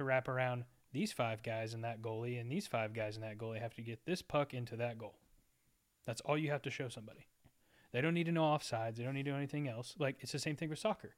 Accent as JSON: {"language": "English", "region": "Texas", "country": "United States", "tie": "born or raised there", "said": "growing up in Texas in the South"}